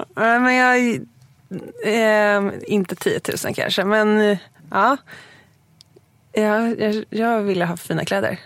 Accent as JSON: {"language": "Swedish", "town": "Huddinge", "region": "Stockholm County", "country": "Sweden", "tie": "born or raised there", "also_born_or_lived": "Lidingö / Östermalm, Stockholm", "lives_now": "Stockholm, Sweden", "said": "jag är uppvuxen i Segeltorp utanför Huddinge"}